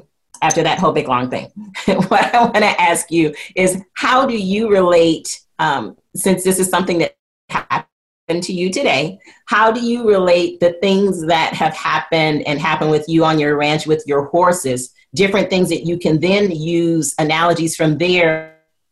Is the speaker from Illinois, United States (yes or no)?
no; Flint, Michigan, United States; I'm from Flint, Michigan